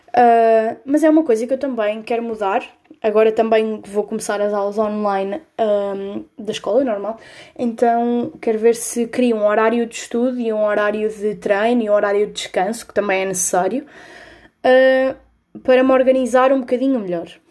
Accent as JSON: {"language": "Portuguese", "town": "Coimbra", "region": "Centro", "country": "Portugal", "said": "eu sou de Coimbra, tenho 17 anos"}